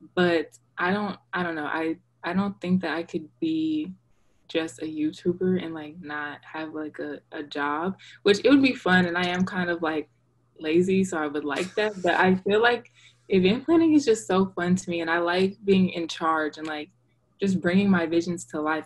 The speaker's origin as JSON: {"language": "English", "town": "Dallas", "region": "Texas", "country": "United States", "tie": "born or raised there", "also_born_or_lived": "Virginia", "said": "I was born in Virginia and I was raised in Texas."}